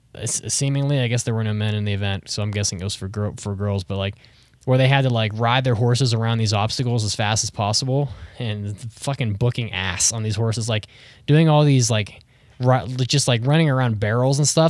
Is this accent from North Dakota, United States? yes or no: no; West Virginia, United States; I'm from West Virginia